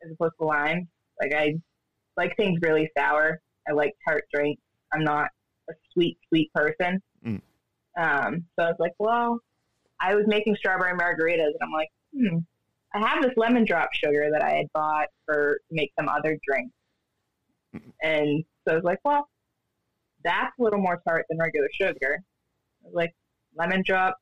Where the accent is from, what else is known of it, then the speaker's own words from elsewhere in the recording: Oxford, Massachusetts, United States; I'm from Massachusetts